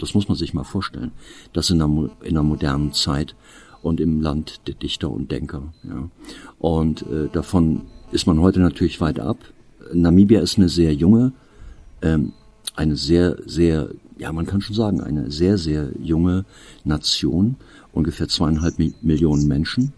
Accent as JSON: {"language": "German", "region": "Eifel", "country": "Germany", "said": "bei uns in der Eifel"}